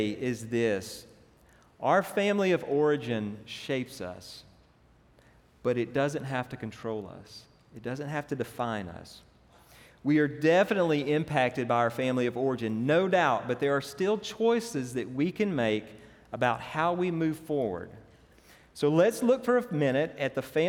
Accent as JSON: {"language": "English", "town": "Franklin", "region": "Louisiana", "country": "United States", "tie": "born or raised there", "said": "I grew up in Franklin, it's kind of a small town."}